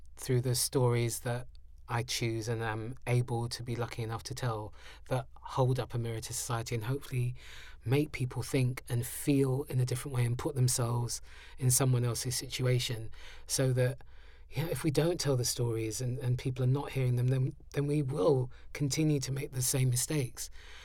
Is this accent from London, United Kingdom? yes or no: yes; London, United Kingdom; it's one of the things of being a Londoner